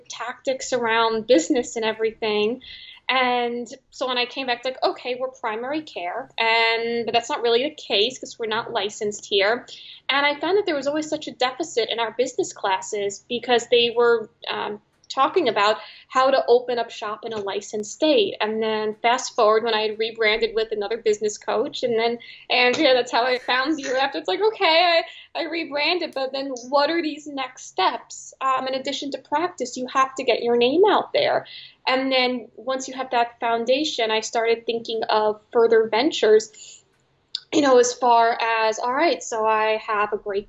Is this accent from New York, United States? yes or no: yes; New York City, New York, United States; I am from New York City, so at least I was going back home